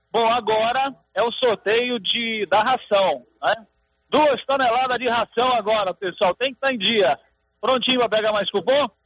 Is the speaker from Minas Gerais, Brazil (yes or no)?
no; Silvânia, Goiás, Brazil; Eu sou de Silvânia, né?